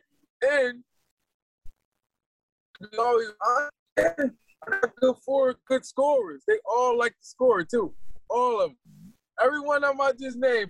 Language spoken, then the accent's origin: English; Philadelphia, Pennsylvania, United States; I'm from Philadelphia, fifth largest market